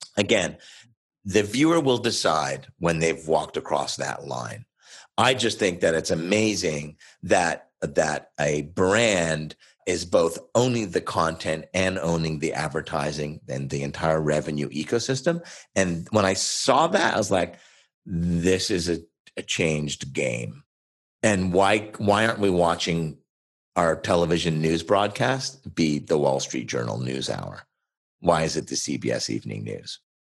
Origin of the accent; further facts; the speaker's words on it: Oshawa, Ontario, Canada; also born or lived in Montreal; originally from Montreal, but I grew up in a city about an hour east of Toronto called Oshawa, Ontario